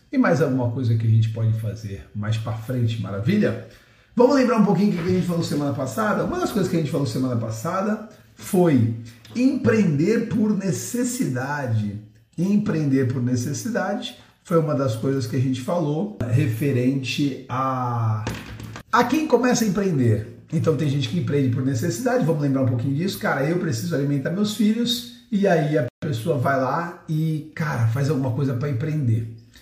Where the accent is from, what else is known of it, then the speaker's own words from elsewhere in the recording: Santos, São Paulo, Brazil; eu sou santista